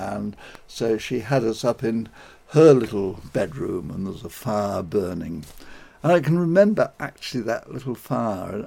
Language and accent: English; London, United Kingdom; I was born and brought up in Hampstead, which is a suburb of London